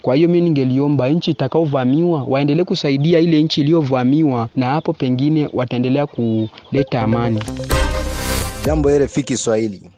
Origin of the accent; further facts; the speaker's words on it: Rutshuru, North Kivu, DR Congo; now in Kampala, Uganda; naishi hapa Kampala, lakini mimi ni mkongomani kutoka Ruchuru, Nord Kivu